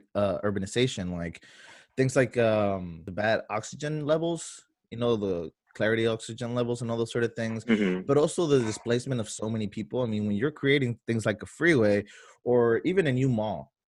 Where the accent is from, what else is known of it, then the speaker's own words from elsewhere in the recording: San Diego, California, United States; growing up in Southern San Diego